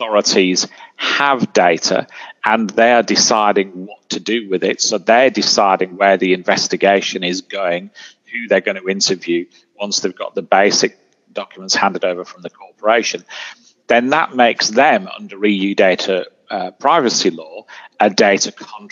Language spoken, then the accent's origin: English; United Kingdom; I'm British